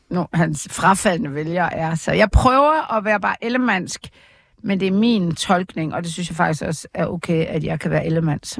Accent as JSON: {"language": "Danish", "region": "Jutland", "country": "Denmark", "said": "ja, jeg er jo fra Jylland."}